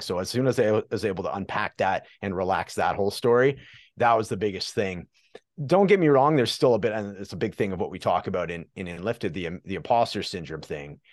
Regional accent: Prince George, British Columbia, Canada; I'm from uh, Prince George, British Columbia, Canada

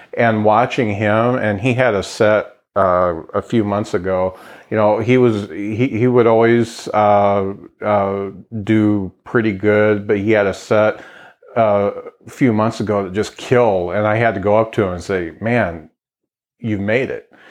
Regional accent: Lakeville, Indiana, United States; I moved to Lakeville when I was two, so that was 1966, and I grew up on Kenilworth Road, and so I went all through uh, grade school at Lakeville Grade School

